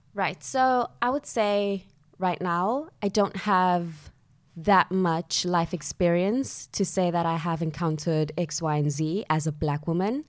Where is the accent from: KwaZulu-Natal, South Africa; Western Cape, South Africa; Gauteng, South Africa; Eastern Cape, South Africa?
Gauteng, South Africa; Johannesburg; moved away as an adult; also born or lived in Soweto; now in London, United Kingdom; I grew up in Johannesburg, South Africa, and both of my parents are South African